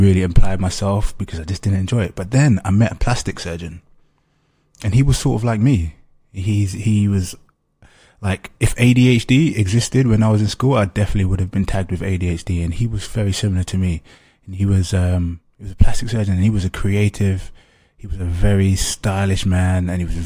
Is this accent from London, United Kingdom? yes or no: yes; London, United Kingdom; I grew up in East London, where there's like a high population of Africans, particularly kind of second generation Africans like myself.